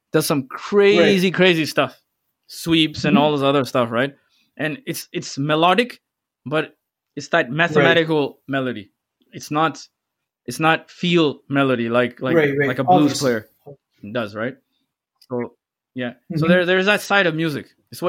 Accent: Saudi Arabia; Growing up in Saudi Arabia, there was only two bands, … and …, right?

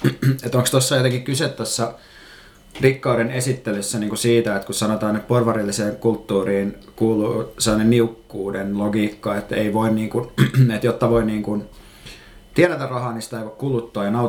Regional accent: Turku, Southwest Finland, Finland; now in Helsinki, Finland; mä kuulostan stadilaiselta, mikä on ehkä mulle jonkinlainen onnistumisen merkki, koska mä oon Turusta ja asunut Helsingissä mm, kohta viisi vuotta vaan kuitenkin.

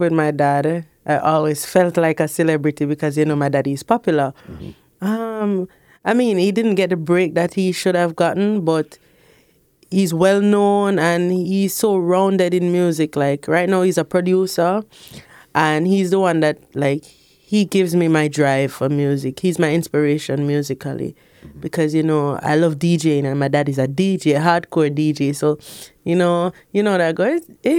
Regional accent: Portmore, Saint Catherine, Jamaica; Boy, I'm going to live at Portmore, and I know. Portmore made me feel like the celebrity that I'm supposed to be, right?

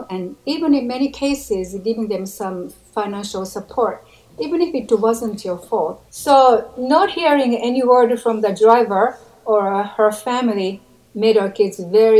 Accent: Japan; I'm from Japan

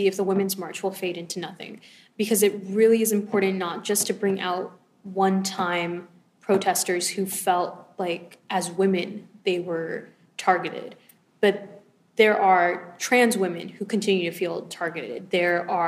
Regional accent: Los Angeles, California, United States; I'm from Los Angeles

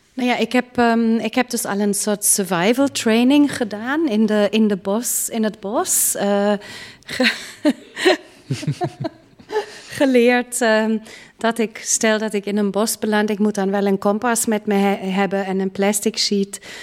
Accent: Munich, Bavaria, Germany; now in Netherlands; Ik ben in München geboren, een grote stad.

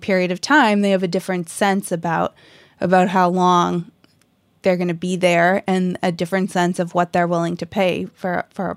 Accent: Lexington, Massachusetts, United States; I grew up in Lexington

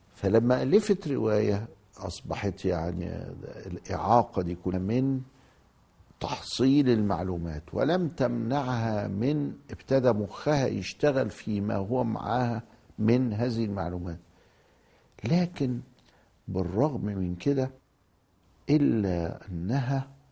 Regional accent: Egypt; عندنا في مصر هنا

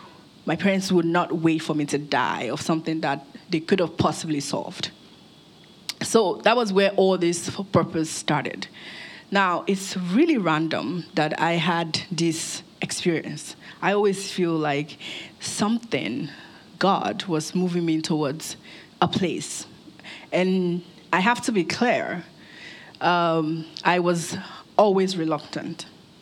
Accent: Nigeria; also born or lived in United States; I grew up here in Nigeria. I was born in Nigeria. Moved to the US with my family, grew up there, completed my education

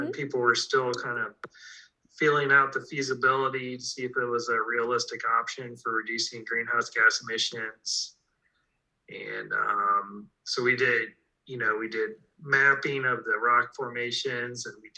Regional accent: Ohio, United States; I grew up in Ohio

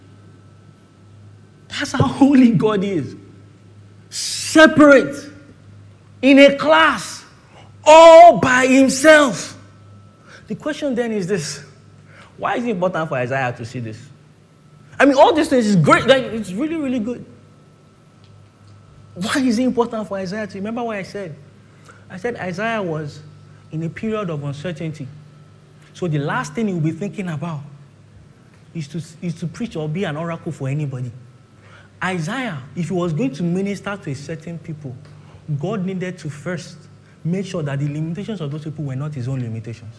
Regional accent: Ilorin, Kwara, Nigeria; now in Lagos, Nigeria; I'm from Ilorin

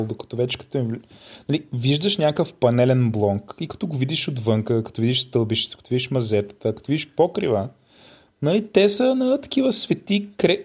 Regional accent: Bulgaria; ние сме от България

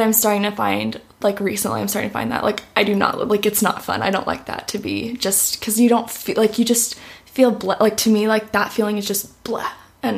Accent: Orlando, Florida, United States; I grew up here in Orlando, Florida, born and raised. I have not lived anywhere else

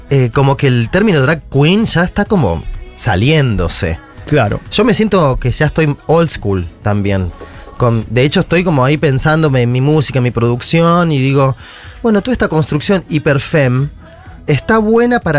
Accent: Buenos Aires, Argentina; Soy de En... Nací en, acá en Capital.

